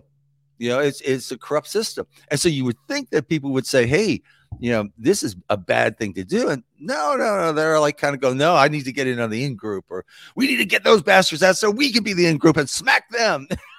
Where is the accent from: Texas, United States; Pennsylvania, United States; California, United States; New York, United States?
New York, United States; also born or lived in New Jersey / Chicago; I was born and raised in New York City, and then moved to New Jersey. I went undergraduate and graduate in Chicago